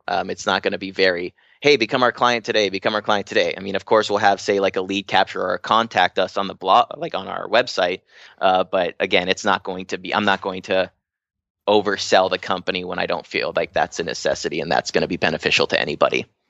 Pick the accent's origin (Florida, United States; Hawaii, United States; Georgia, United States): Hawaii, United States; I'm from Hawaii